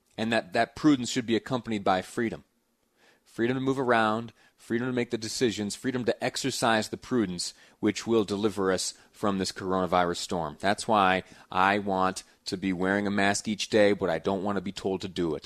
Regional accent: Mount Morris, New York, United States; moved away as an adult; now in Utah, United States; it is my hometown. It's the place where I, uh, I did some growing up, Mount Morris, New York

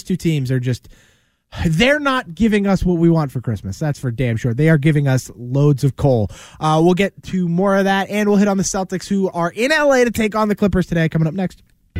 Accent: Canada; I'm super Canadian. So, of course, like I, you know, love hockey.

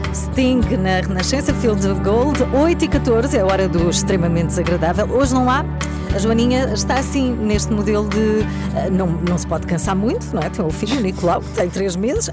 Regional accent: Albufeira, Algarve, Portugal; moved away as an adult; now in Lisbon, Portugal; Eu sou do Algarve

